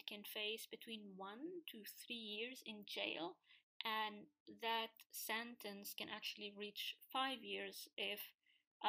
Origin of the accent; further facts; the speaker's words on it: Tunisia; In my home country, in Tunisia